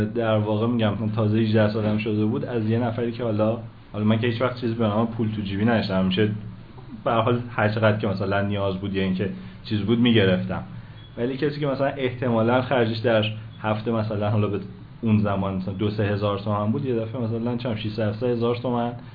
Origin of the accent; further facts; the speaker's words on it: Tehran, Tehran Province, Iran; متولد تهران 18 شهریور 63